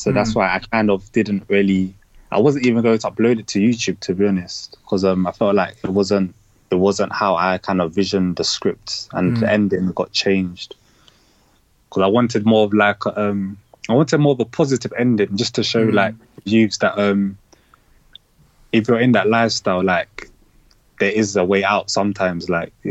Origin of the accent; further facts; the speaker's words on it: Lewisham, London, United Kingdom; I would say, yeah, my upbringing and my environment has kind of molded my style